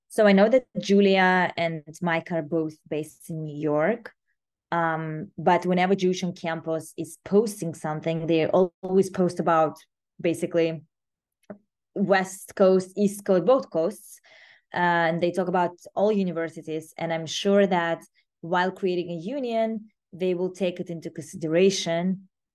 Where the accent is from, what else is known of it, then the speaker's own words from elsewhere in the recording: Moscow, Russia; I was born in Moscow